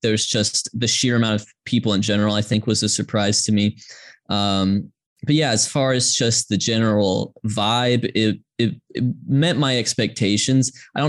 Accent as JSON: {"language": "English", "region": "Georgia", "country": "United States", "tie": "born or raised there", "said": "I grew up in Georgia, as did my parents who grew up in Atlanta, and I was born in the mid 90s in the middle of a dynasty"}